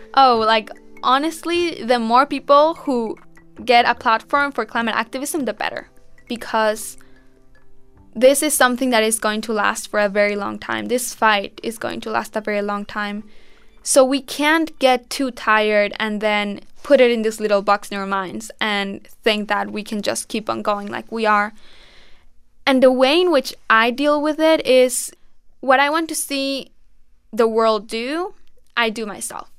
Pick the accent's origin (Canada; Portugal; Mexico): Mexico; born or raised there